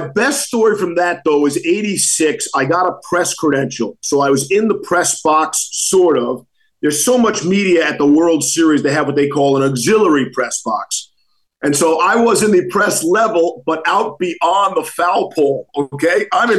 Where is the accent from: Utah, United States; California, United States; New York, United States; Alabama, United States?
New York, United States; accent: mix of New York and Boston; moved away as an adult; also born or lived in Boston / Bristol; a lot of people think of me as a Boston guy. So I grew up in New York, but after coming to ESPN, I realized after 5 years, I didn't have to necessarily live in Bristol. So I moved to Boston for 13 years.